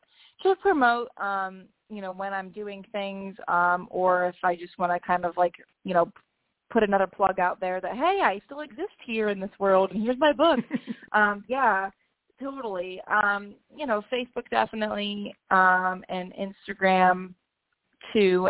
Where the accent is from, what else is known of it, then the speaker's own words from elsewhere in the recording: Canton, Ohio, United States; also born or lived in Athens, Ohio; I grew up in Canton, Ohio, which is like northeast area